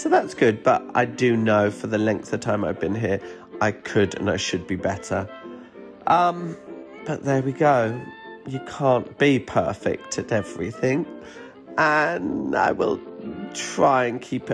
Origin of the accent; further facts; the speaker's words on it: United Kingdom; I'm British